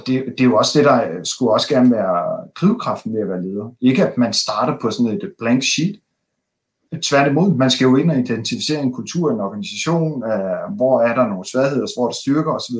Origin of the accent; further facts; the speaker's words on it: Denmark; som danskere